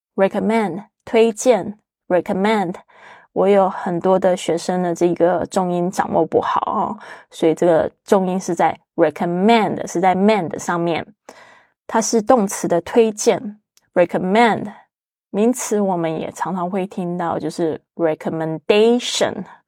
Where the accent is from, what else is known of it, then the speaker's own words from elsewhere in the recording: Taiwan; moved away; 特别是 Joanne 也是来自我的老家台湾